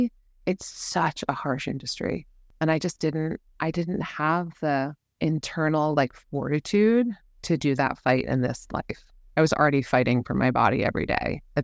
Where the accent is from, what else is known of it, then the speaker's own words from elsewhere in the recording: London, United Kingdom; also born or lived in New York; So I was born in New York, grew up in London, and then we moved around a lot since then.